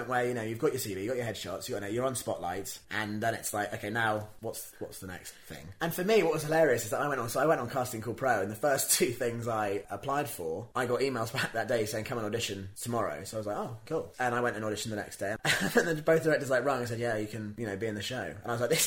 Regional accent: Worcestershire, West Midlands, United Kingdom; moved away as an adult; also born or lived in Bristol; now in London, United Kingdom; I'm from Worcestershire, and there's not an awful lot of work in Worcestershire

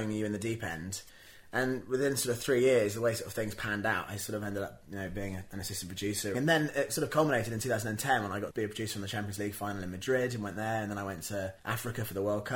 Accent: Worcestershire, West Midlands, United Kingdom; moved away as an adult; also born or lived in Bristol; now in London, United Kingdom; I'm from Worcestershire, and there's not an awful lot of work in Worcestershire

